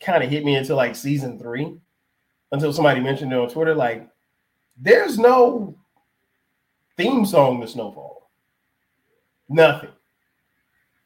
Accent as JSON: {"language": "English", "town": "Florence", "region": "South Carolina", "country": "United States", "tie": "born or raised there", "said": "I grew up in South Carolina, Florence, South Carolina, to be specific"}